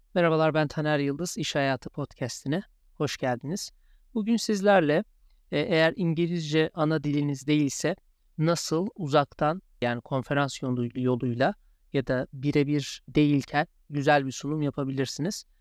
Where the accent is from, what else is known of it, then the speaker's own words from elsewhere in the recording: Turkey; accent: Turkish; first language Turkish; moved away as an adult; also born or lived in Chicago, United States; now in London, United Kingdom; bizler Türkiye'liyiz, Türk'üz ve Türkiye aksanıyla konuşmaya da meyilliyiz